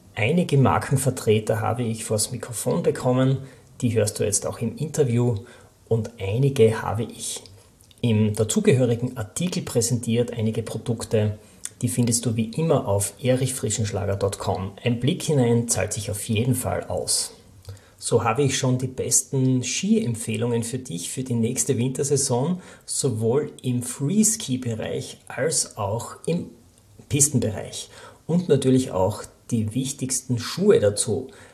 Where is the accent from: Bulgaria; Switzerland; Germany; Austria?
Austria; Bei uns in Österreich